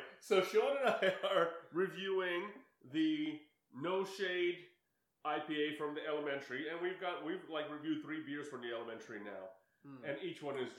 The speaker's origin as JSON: {"language": "English", "town": "Seligenstadt", "region": "Hesse", "country": "Germany", "tie": "born or raised there", "moved": "yes", "said": "I was born in Seligenstadt, which is a town of 35,000 people, which is so basically the size of Teaneck, and they had three breweries in the town."}